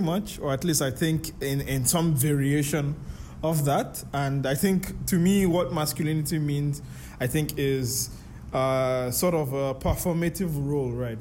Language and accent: English; Nigeria; now in Malaysia; we are Nigerian